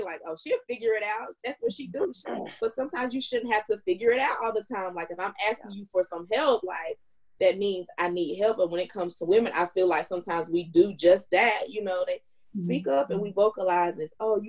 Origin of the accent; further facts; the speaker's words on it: North Carolina, United States; growing up in the South, and then like in North Carolina